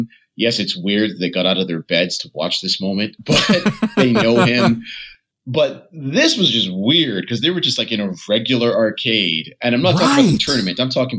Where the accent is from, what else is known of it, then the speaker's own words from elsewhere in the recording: Canada; as we are maybe Canadian.